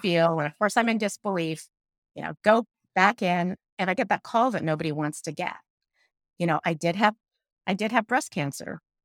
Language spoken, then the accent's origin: English; Iran; moved away; I grew up in Iran